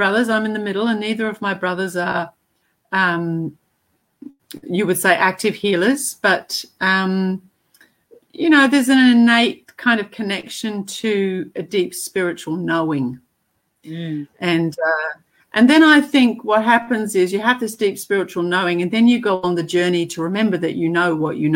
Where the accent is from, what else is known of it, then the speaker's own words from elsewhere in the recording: Te Aroha, Waikato, New Zealand; also born or lived in Africa; I was born in Africa and spent the first 8 years there, and then my parents immigrated to New Zealand, and they actually settled in a town in the middle